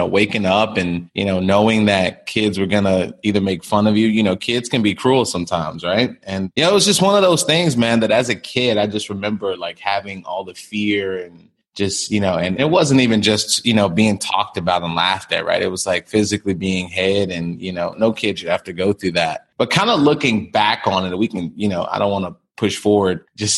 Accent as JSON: {"language": "English", "town": "Chicago", "region": "Illinois", "country": "United States", "tie": "born or raised there", "said": "I grew up in Chicago"}